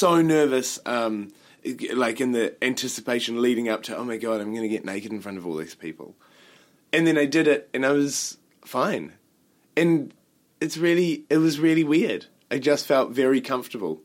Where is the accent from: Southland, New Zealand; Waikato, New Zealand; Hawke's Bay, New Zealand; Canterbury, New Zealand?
Hawke's Bay, New Zealand; Havelock North; It was in New Zealand. It was a town called Havelock North.